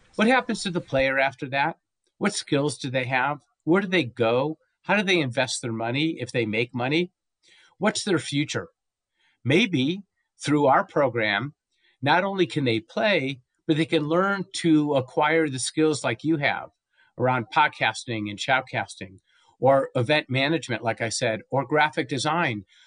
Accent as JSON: {"language": "English", "town": "Los Angeles", "region": "California", "country": "United States", "moved": "yes", "lives_now": "Santa Fe, United States", "said": "I was from Southern California for many years, uh, Los Angeles, uh, but now I live in Santa Fe, New Mexico"}